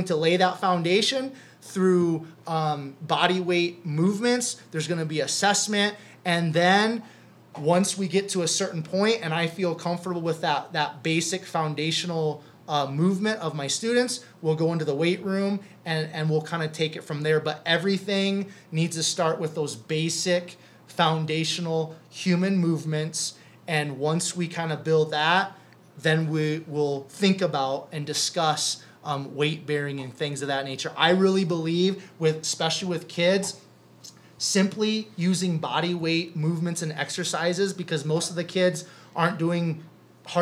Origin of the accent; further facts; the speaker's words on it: Cherokee, Iowa, United States; moved away as an adult; also born or lived in Sioux Falls, South Dakota; Main Street in Cherokee, Iowa. That's my hometown